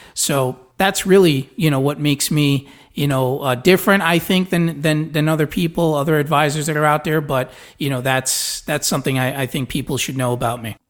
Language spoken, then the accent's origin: English; New York City, New York, United States; moved away as an adult; also born or lived in New Jersey; now in Florida, United States; I was born in Brooklyn.